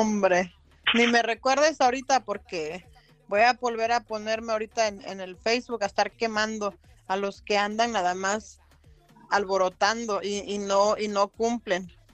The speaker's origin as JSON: {"language": "Spanish", "region": "Tierra Caliente", "country": "Mexico", "said": "yo soy de Tierra oh. Caliente."}